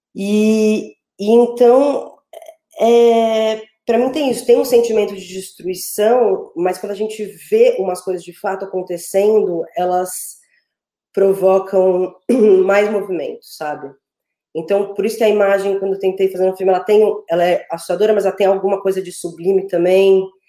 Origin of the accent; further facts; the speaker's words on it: São Paulo, Brazil; eu sou de São Paulo